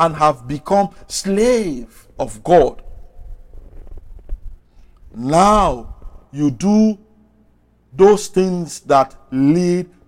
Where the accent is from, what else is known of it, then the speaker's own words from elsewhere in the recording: Sierra Leone; I'm from West Africa, Sierra Leone